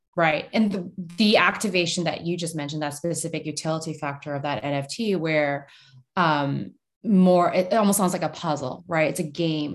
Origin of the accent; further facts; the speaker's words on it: Canada; moved away as an adult; now in United States; I grew up in Canada. I went to Canucks games